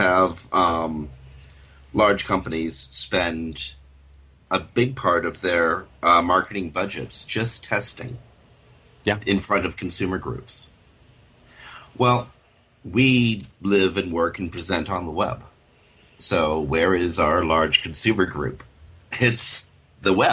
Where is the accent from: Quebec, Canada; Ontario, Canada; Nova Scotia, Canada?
Ontario, Canada; Toronto; my hometown, comes to Toronto, Ontario, Canada